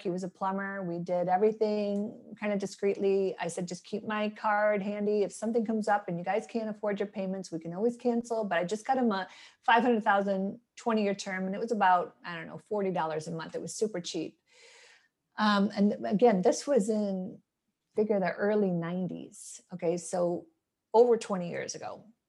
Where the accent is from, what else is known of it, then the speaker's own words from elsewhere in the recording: Midwest, United States; moved away; I'm born and raised in the Midwest